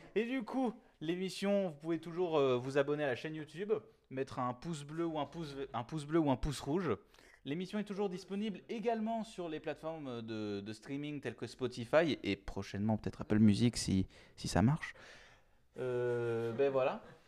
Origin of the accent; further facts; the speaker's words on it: southern France, France; je suis du sud